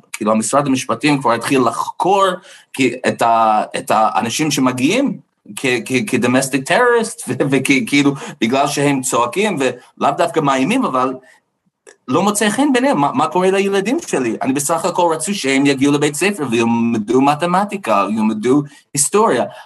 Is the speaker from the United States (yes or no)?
yes; United States; Hebrew is a second language; now in Israel; אני גדלתי בארצות הברית